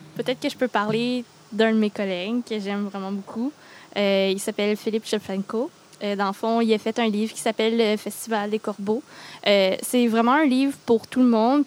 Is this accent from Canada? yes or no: yes; Granby, Quebec, Canada; moved away as an adult; now in Gatineau, Canada; je viens pas de l'Outaouais, moi, je viens de Granby